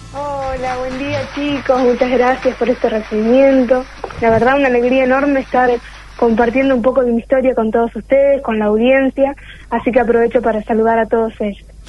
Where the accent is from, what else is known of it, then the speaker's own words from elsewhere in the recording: Telén, La Pampa, Argentina; moved away as an adult; now in Santa Rosa, Argentina; hice toda mi trayectoria escolar en mi pueblo